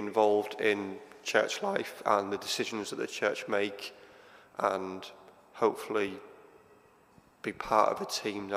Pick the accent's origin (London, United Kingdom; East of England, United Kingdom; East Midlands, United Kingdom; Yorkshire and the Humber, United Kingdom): Yorkshire and the Humber, United Kingdom; Hull; moved away as an adult; now in Sheffield, United Kingdom; I'm originally from Hull. I came to Sheffield as a student 20 years ago now. And never left.